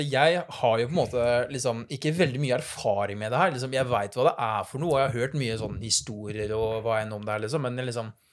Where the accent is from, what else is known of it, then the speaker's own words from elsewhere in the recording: Notodden, Telemark, Norway; som dere hører, så er jeg fra Østlandet